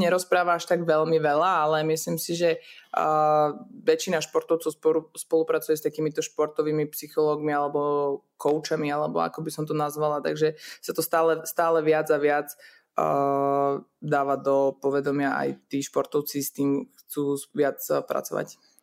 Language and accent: Slovak; Liptovský Mikuláš, Žilina Region, Slovakia; also born or lived in Czech Republic; ja som sa narodila v Česku, aj mamina bola Češka, takže my sme vlastne, aj rodin, vlastne polku rodiny mám ešte stále v Česku, takže ja to berem tak nejak automaticky, že som tu, tam a, a nejak to nerozlišujem, ale žijem celý život e, v Liptovskom Mikuláši na Slovensku